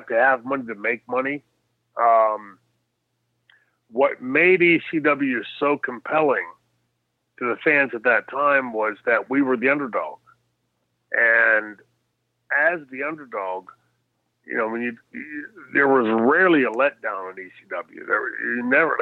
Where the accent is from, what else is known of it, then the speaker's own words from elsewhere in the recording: Pittsburgh, Pennsylvania, United States; growing up in Pittsburgh and in Pennsylvania, Sheetz